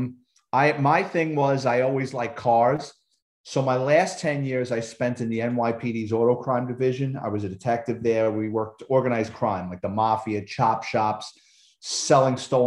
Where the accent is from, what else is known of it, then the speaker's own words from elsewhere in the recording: New York City, New York, United States; I'm a Bronx kid, born and raised in New York City.